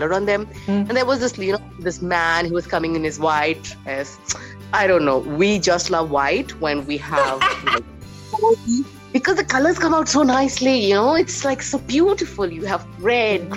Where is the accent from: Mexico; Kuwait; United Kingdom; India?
India; Ranchi, Jharkhand; now in Jamshedpur, India; So I have been born in Ranchi. And that time it was Bihar. And now I am in Jamshedpur